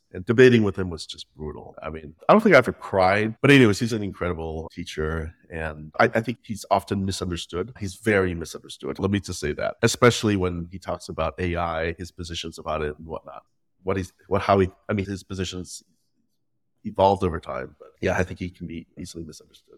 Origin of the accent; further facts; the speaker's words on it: Midwest, United States; first language Vietnamese; English is a second language; also born or lived in Vietnam; growing up in the Midwest